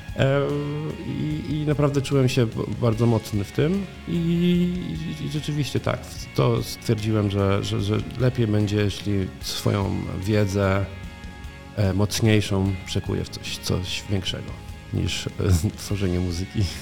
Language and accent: Polish; Koło, Greater Poland, Poland; moved away as an adult; Urodziłem się w kole. E, mieszkałem tutaj tak naprawdę przez prawie 20 lat.